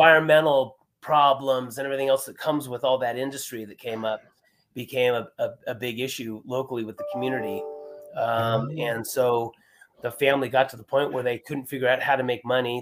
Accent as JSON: {"language": "English", "town": "Lake Arrowhead", "region": "California", "country": "United States", "said": "I'm from Lake Arrowhead, so this is my backyard for riding"}